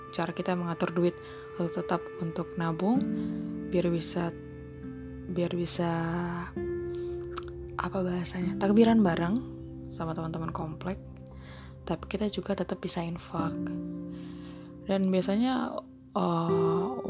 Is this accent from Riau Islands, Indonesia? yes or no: yes; Batam, Riau Islands, Indonesia; Kalau diingat-ingat ke masa kecil, dulu aku Ramadan di daerah Batam. Mungkin ada yang belum tahu kalau Batam itu ada di Provinsi Kepulauan Riau. Ya, tetangganya Singapura gitu.